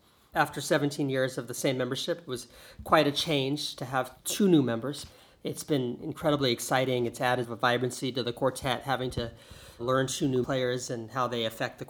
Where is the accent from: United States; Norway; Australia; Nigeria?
United States; Macomb, Illinois; moved away; also born or lived in Chicago, Illinois; I grew up near Chicago in a town called Macomb, Illinois. My parents live here, so there's strong connections with the city of Chicago. I've always called it home.